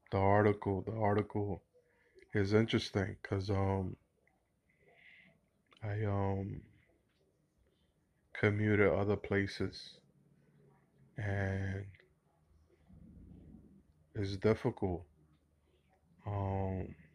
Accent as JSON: {"language": "English", "area": "Hudson Valley", "region": "New York", "country": "United States", "tie": "born or raised there", "also_born_or_lived": "Kingsbridge, Bronx, New York", "lives_now": "Bronx, New York, United States", "said": "I grew up in Hudson Valley."}